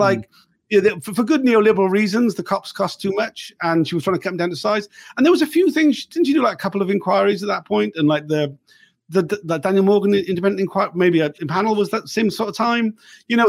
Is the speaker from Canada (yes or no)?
no; South Wales, United Kingdom; I'm from South Wales. I grew up in the eighties